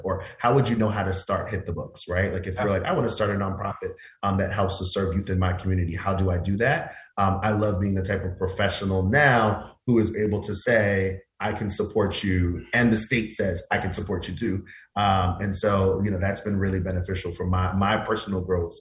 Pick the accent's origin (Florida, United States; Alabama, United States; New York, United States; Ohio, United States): New York, United States; New York City; I went to small mom and pop daycare centers when I was a kid growing up in Queens.